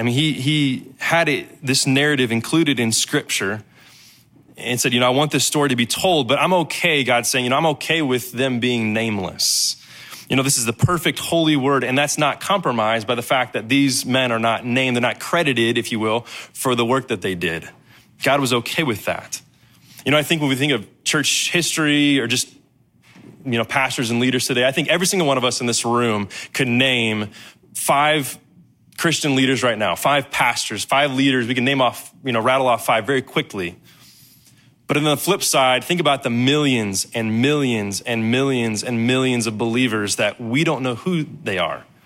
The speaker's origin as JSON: {"language": "English", "town": "Danville", "region": "Illinois", "country": "United States", "said": "I was from Danville, Illinois"}